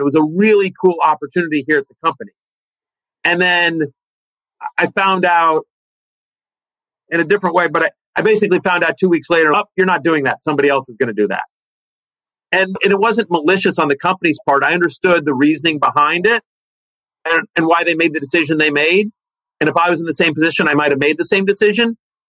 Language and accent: English; College Station, Texas, United States; also born or lived in Denver / Richmond / Atlanta / Charlottesville; I was born in Denver, and from Denver, I moved to Richmond, Virginia, to Atlanta, Georgia, to Charlottesville, Virginia, to College Station, Texas by the time I was 12.